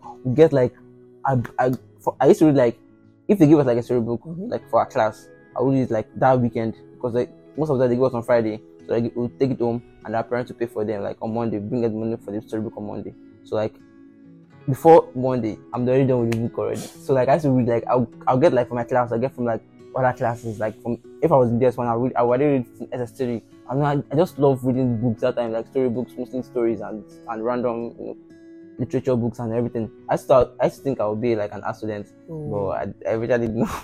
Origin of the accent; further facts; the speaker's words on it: Ota, Ogun State, Nigeria; also born or lived in Lagos; I grew up in Ota area. You know, I think from primary school to like secondary school in Ota area.